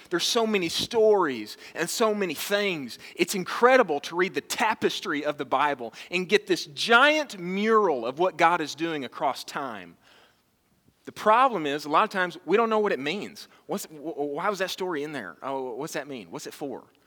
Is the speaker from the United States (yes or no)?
yes; Texas, United States; I was born and raised in Texas